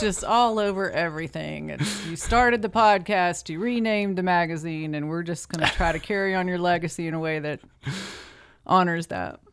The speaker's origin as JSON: {"language": "English", "region": "eastern Tennessee", "country": "United States", "tie": "born or raised there", "said": "I am a native, uh, I'm a hillbilly. Uh, grew up"}